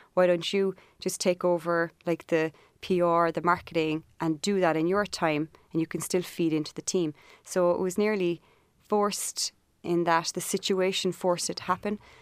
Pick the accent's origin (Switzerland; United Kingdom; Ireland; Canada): Ireland; Cork, Munster; moved away as an adult; also born or lived in Montauk, United States; I grew up in Cork.